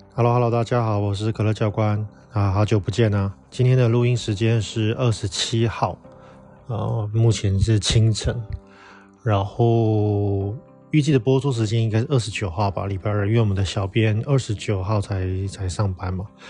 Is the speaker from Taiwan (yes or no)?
yes; northern Taiwan, Taiwan; 我们台湾人习惯的湿度是五六十趴以上嘛。甚至像，呃，我们住在北部地方，有时候常常常年都是六七十趴的相对湿度